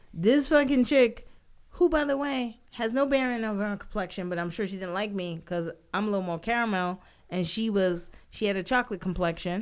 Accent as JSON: {"language": "English", "region": "New York", "country": "United States", "tie": "born or raised there", "said": "I'm a New Yorker born and raised"}